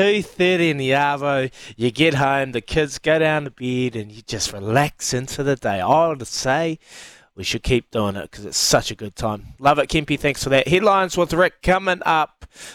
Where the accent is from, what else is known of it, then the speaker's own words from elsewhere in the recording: Napier, Hawke's Bay, New Zealand; they got Kemp and Napier back at my hometown